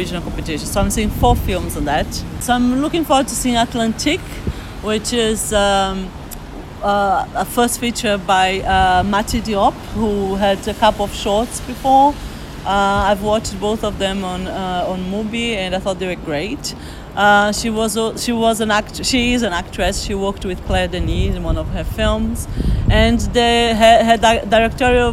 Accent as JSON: {"language": "English", "region": "Northeast Region", "country": "Brazil", "moved": "yes", "lives_now": "London, United Kingdom", "said": "we are from the Northeast"}